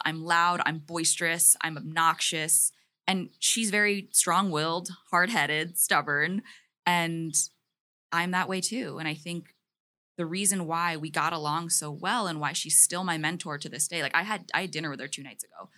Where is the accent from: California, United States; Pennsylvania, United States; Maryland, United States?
Maryland, United States; I grew up in the humble state of Maryland